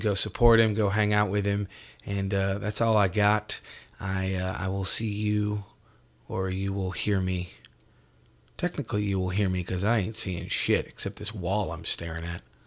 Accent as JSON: {"language": "English", "town": "Syracuse", "region": "New York", "country": "United States", "tie": "born or raised there", "moved": "yes", "said": "We are both from Syracuse, New York"}